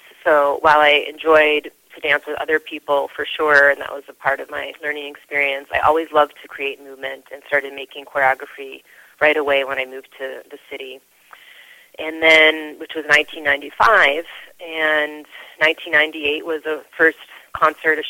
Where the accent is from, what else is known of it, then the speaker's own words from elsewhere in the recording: Cleveland, Ohio, United States; moved away as an adult; also born or lived in Madison, Wisconsin / New York City; I grew up in Cleveland, so this was a suburb of Cleveland